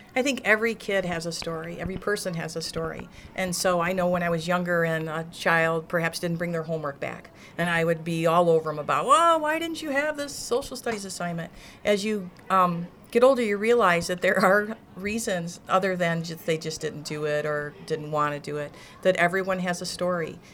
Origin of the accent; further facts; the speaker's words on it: Morris, Illinois, United States; born and raised in Morris, so I've lived here my whole life